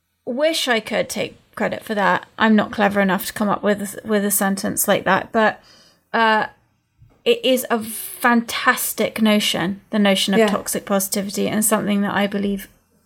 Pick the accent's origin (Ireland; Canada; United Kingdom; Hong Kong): United Kingdom; England; moved away; also born or lived in United States; I'm English, and we've both spent a lot of time in both places.